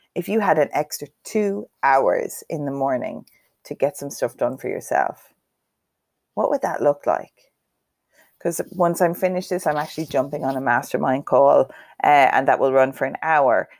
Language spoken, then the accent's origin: English; Cavan, Ulster, Ireland; I am from Cavan